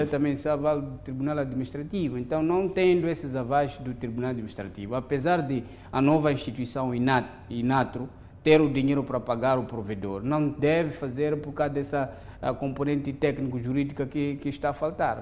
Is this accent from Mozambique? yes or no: yes; Mozambique